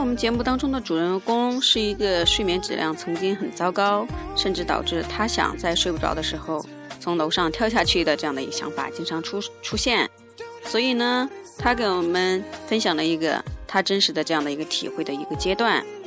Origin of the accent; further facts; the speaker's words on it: China; 我们中国人